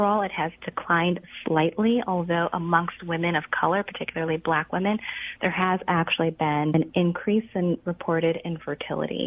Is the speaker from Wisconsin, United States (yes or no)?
no; Illinois, United States; I'm born and raised in Illinois, so this is home for me